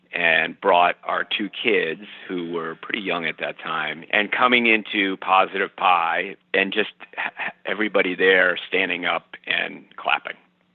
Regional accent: Morrisville, Vermont, United States; I grew up in Mooresville.

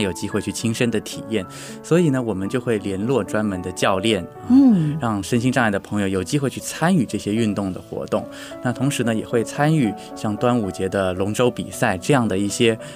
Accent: Wenzhou, Zhejiang, China; moved away as an adult; now in Taipei, Taiwan; 我出生在大陆的浙江温州

